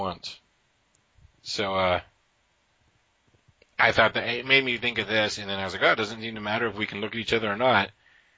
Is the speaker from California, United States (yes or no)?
no; Williamsport, Pennsylvania, United States; now in Pittsburgh, United States; My hometown of Williamsport